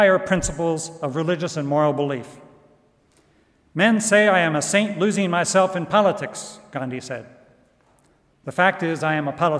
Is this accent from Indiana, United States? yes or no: yes; Goshen, Indiana, United States; moved away; here in Goshen with friends back what used to be my hometown